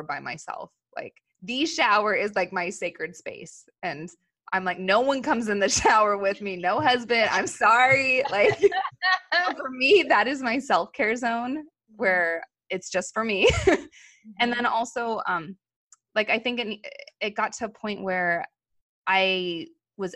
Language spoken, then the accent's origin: English; Los Angeles, California, United States; we grew up in Los Angeles around airplanes